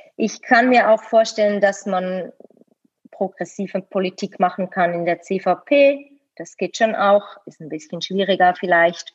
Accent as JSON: {"language": "German", "country": "Switzerland", "tie": "born or raised there", "said": "bin hier in der Schweiz geboren, zufällig mit dem Schweizer Pass ausgestattet"}